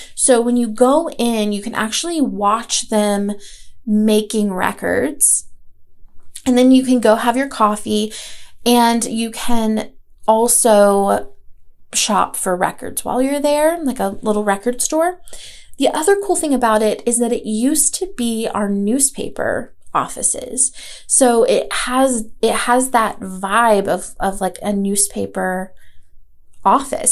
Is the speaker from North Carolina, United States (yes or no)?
yes; Asheville, North Carolina, United States; moved away; I am from Asheville. I grew up here for the most part and moved back when I was, uh, you know, back in 2012